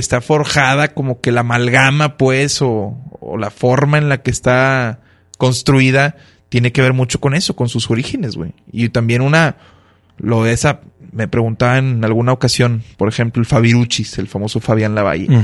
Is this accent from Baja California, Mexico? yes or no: no; Monterrey, Nuevo León, Mexico; also born or lived in Mexico City; quienes son los grandes pioneros en, mi tierra